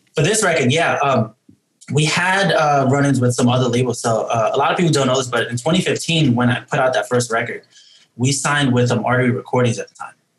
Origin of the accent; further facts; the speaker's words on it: New York City, New York, United States; we're all from New York City. Um, we don't all live in New York City right now. Uh